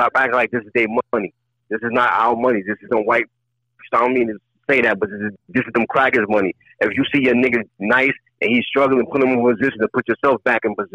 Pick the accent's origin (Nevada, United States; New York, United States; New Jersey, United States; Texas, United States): New York, United States; New York City; now in Albany, United States; I'm from Bronx, New York, but I'm upstate Albany